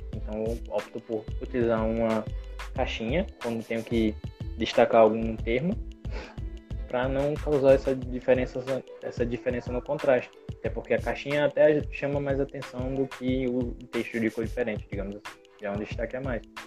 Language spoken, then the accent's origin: Portuguese; Brazil; sou do Brasil.